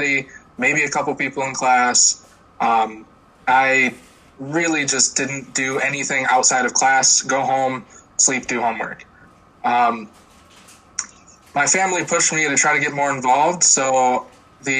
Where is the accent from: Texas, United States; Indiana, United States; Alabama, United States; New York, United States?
New York, United States; Port Byron; I'm from Port Byron, New York.